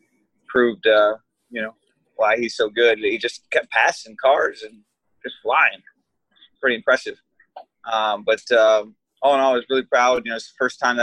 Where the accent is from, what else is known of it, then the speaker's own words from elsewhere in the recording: Michigan, United States; I come from Michigan